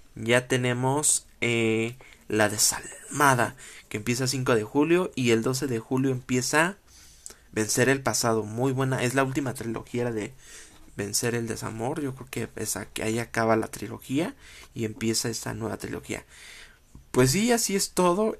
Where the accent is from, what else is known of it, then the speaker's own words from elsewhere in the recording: Mexico; como mexicano